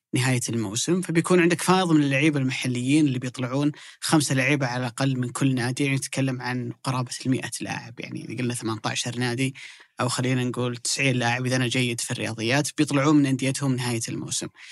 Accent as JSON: {"language": "Arabic", "country": "Saudi Arabia", "said": "عندنا في السعودية"}